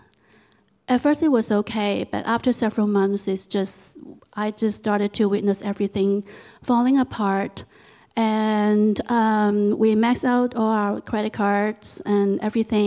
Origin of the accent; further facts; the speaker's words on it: Hong Kong; moved away as an adult; now in United States; I was born in Hong Kong, and I lived there for about 21 years before I immigrated here to the United States